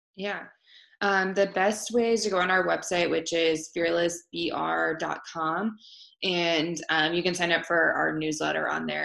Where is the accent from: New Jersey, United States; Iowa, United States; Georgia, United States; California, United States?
Iowa, United States; Marshalltown; it was my hometown